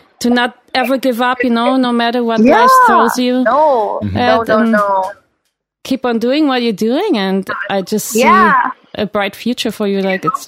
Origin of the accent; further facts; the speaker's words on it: Berlin, Germany; moved away; I'm German Italian, but yeah, I grew up mostly in Berlin